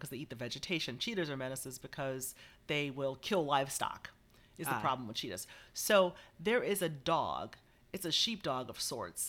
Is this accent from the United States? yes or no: yes; United States; I didn't know how I would be received as an American and a Black American specifically